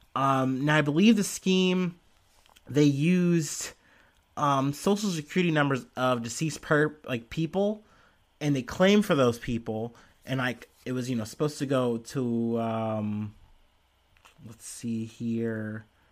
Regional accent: United States; I'm an American, I'm a person who's living and seeing the protests and stuff happening here

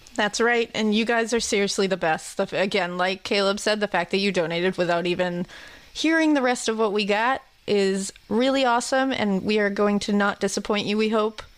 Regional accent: Massachusetts, United States; I'm from Massachusetts

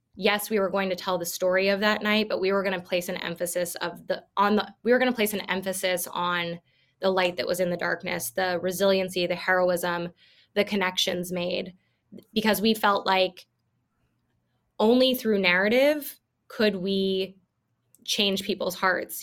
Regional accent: Iowa, United States; I'm from Iowa

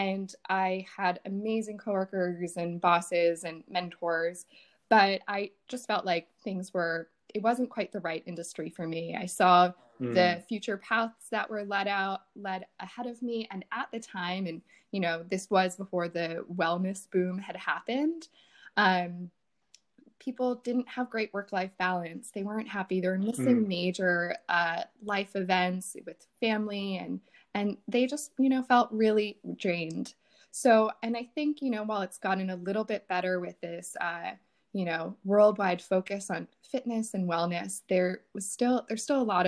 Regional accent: right outside of Philadelphia, Pennsylvania, United States; now in New York, United States; I'm from right outside of Philadelphia.

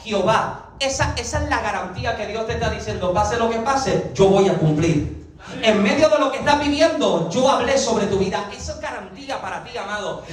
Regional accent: Puerto Rico; yo, soy boricua

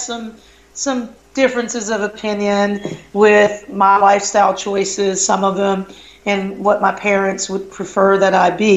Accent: the South, United States; moved away as an adult; also born or lived in Madison, Wisconsin; growing up in the South

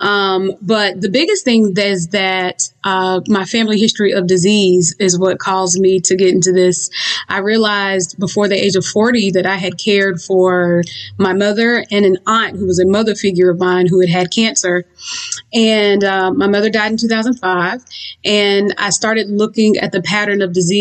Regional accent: the South, United States; I'm, you know, from the South. And I grew up very much fried chicken and macaroni and cheese

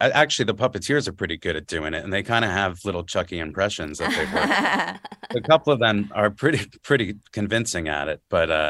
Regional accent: New Jersey, United States; I'm from North Jersey, so sitting in traffic and stuff after school mostly

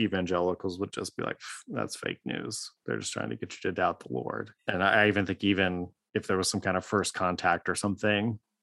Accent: Dayton, Ohio, United States; I grew up in Dayton, Ohio, which is right near Wright Patterson Air Force Base

